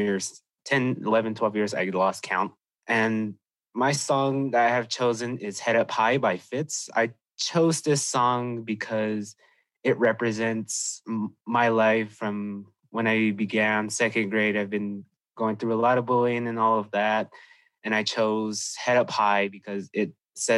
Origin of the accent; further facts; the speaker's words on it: San Felipe Pueblo, New Mexico, United States; I am from the Pueblo of San Felipe